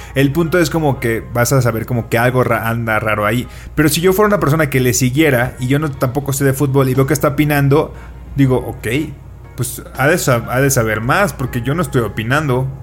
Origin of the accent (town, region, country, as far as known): Colima, Mexico; now in Mexico City, Mexico